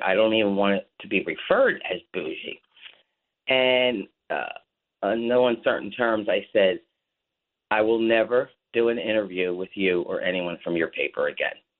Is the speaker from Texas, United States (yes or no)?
no; Atlantic City, New Jersey, United States; now in Ventnor, United States; I was born and raised in Atlantic City